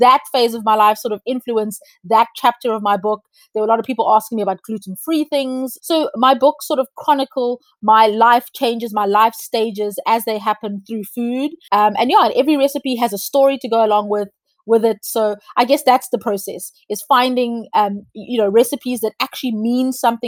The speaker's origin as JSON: {"language": "English", "country": "South Africa", "said": "I'm South African"}